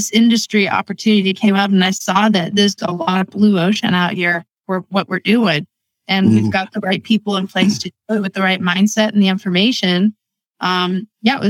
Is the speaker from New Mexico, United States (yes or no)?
no; Erie, Pennsylvania, United States; I grew up in Erie, Pennsylvania, a very small town.